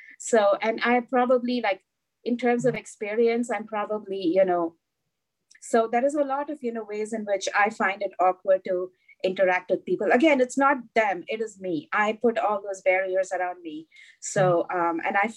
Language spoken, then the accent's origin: English; India; moved away; growing up in India